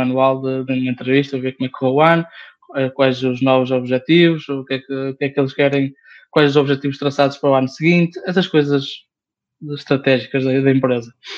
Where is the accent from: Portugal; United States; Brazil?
Portugal; the North, Norte; accent: northern (B/V merger); eu sou do Norte, por isso uhum. os Bs e os Vs é para esquecer